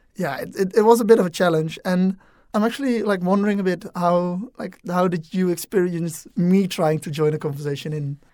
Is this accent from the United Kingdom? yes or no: no; Netherlands; English is a second language; moved away as an adult; I'm from the Netherlands, where we normally speak Dutch. English is quite dominant, but definitely still very much a second language.